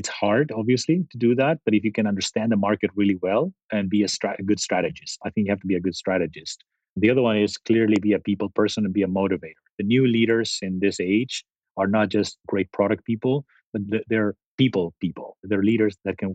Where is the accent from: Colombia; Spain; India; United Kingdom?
Spain; moved away as an adult; also born or lived in Italy / San Jose, United States; now in Silicon Valley, United States; I grew up in Spain and actually before Spain, Italy